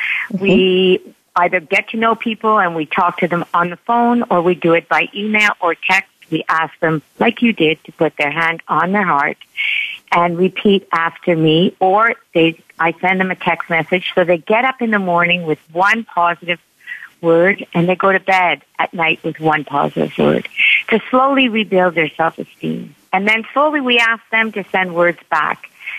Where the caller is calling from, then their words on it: Montreal, Quebec, Canada; I am in Montreal, Canada.